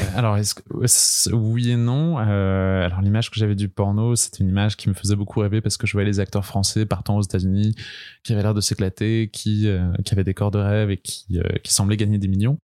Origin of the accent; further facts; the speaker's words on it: Brest, Brittany, France; moved away as an adult; now in Paris, France; je viens de Bretagne, de Brest, mais je suis à Paris depuis maintenant 6 ans.